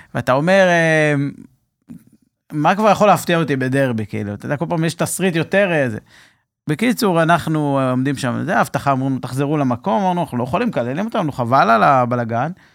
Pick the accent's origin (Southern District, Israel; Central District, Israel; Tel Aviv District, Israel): Southern District, Israel; Mefalsim; moved away as an adult; also born or lived in Dan Accadia hotel, Herzliya; אני במקור מקיבוץ מפלסים, נולדתי במפלסים